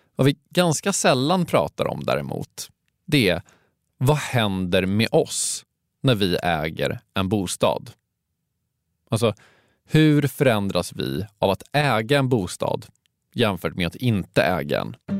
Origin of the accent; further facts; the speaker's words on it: Stockholm, Stockholm County, Sweden; jag är från Stockholm.